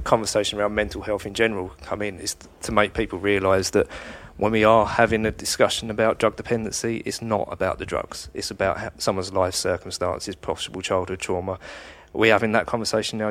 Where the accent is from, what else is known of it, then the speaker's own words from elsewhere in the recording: Kent, South East England, United Kingdom; I come from Kent